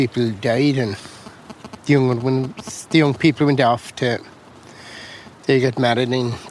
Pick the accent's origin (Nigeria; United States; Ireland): Ireland; Dursey Island, Munster; I was born in Dorsey, 55. And I went to school here in Dorsey.